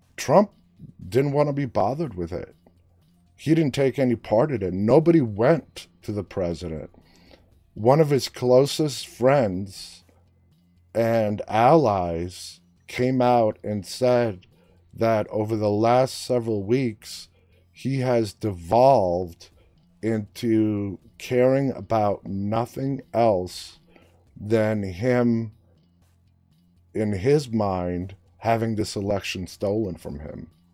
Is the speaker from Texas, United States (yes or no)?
no; New York City, New York, United States; moved away; also born or lived in Washington, D.C. area; I grew up in New York City